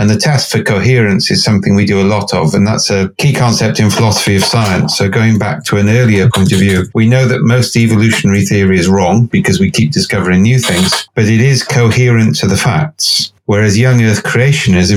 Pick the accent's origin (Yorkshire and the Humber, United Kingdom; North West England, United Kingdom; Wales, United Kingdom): Wales, United Kingdom; Cardiff; I'm from Cardiff